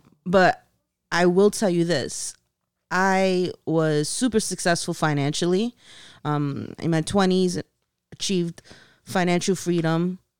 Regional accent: Long Island City, New York, United States; I came from Long Island City in Queens, the hood.

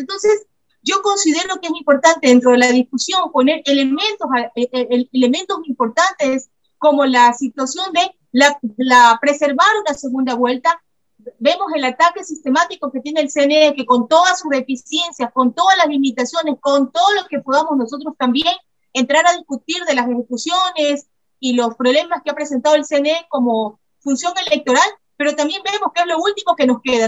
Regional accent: Ecuador; nosotros como ecuatorianos

